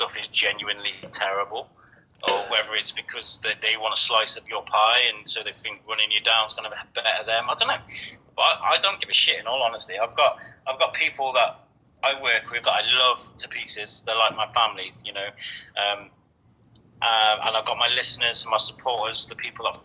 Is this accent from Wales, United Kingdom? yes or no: no; Shrewsbury, West Midlands, United Kingdom; my hometown, Shrewsbury.